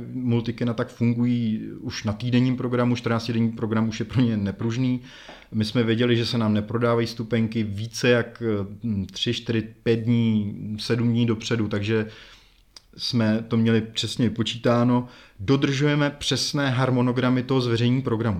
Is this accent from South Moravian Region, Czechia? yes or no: no; Semily, Liberec Region, Czechia; moved away as an adult; now in Jičín, Czechia; já jsem semilák, takže já jsem ze Semil, pro ty, co neví, tak je to liberecký kraj, je to asi 30 km odseď.